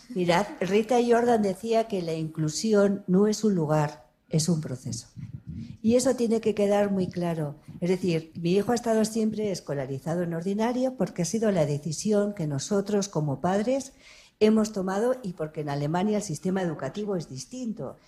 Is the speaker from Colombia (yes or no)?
no; Ribera of Navarre, Spain; soy de la Ribera de Navarra